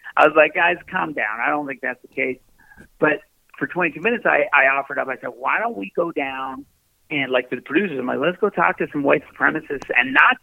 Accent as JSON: {"language": "English", "region": "Newfoundland and Labrador", "country": "Canada", "tie": "born or raised there", "said": "I grew up in Newfoundland"}